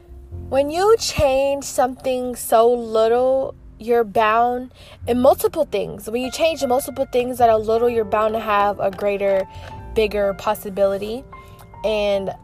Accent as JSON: {"language": "English", "region": "South Carolina", "country": "United States", "tie": "born or raised there", "moved": "as an adult", "lives_now": "Georgia, United States", "said": "I recently moved states from my hometown in South Carolina, and it was really a big adjustment for me, but I also feel like being here, I'm able to be more of myself because I'm not in my hometown where I grew up at for 21 years"}